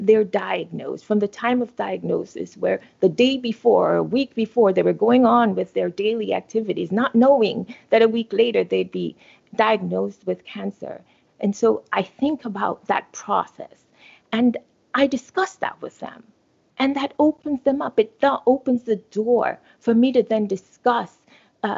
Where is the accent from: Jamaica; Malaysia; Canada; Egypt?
Jamaica; moved away as an adult; I was born in Jamaica, right? And I attended undergraduate school there, University of the West Indies